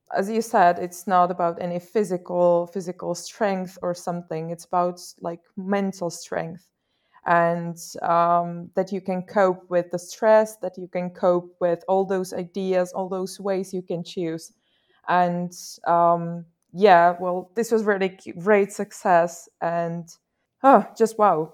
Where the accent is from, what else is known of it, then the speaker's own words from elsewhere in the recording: Czechia; I'm from the Czech Republic